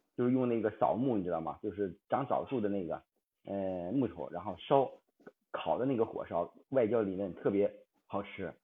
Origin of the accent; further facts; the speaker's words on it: Hebei, China; 我是河北